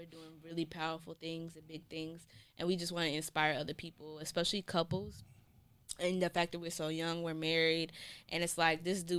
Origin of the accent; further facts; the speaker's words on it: Fayetteville, United States; I'm from Fayetteville.